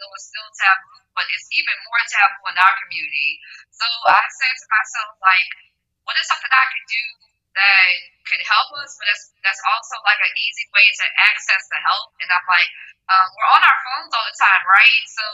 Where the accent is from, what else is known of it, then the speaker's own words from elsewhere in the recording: New Orleans, Louisiana, United States; I'm from New Orleans, Louisiana